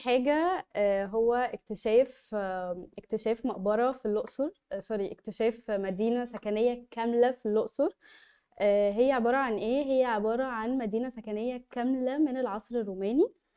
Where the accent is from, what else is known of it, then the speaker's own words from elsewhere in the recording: Egypt; احنا كمصريين